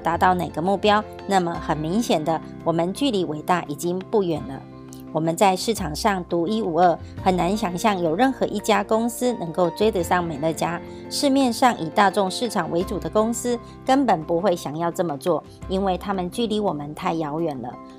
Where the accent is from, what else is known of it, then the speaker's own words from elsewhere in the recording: Miaoli, Miaoli County, Taiwan; ，今天要为大家导读的主题是通往伟大的起点